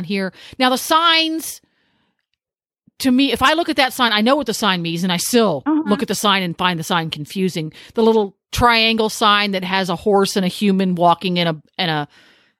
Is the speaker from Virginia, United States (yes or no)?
no; Pennsylvania, United States; now in Ocala, United States; I'm from Pennsylvania